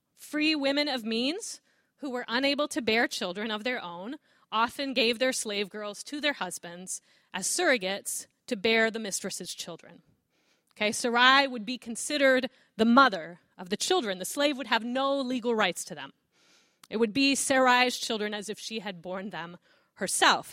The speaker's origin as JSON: {"language": "English", "region": "Southern California", "country": "United States", "tie": "born or raised there", "also_born_or_lived": "Chicago", "moved": "as an adult", "said": "I grew up in Southern California"}